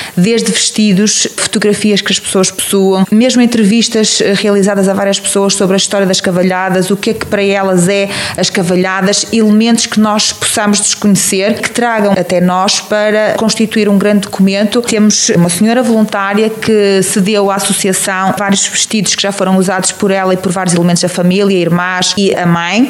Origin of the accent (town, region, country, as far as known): Teivas, Viseu, Portugal; born or raised there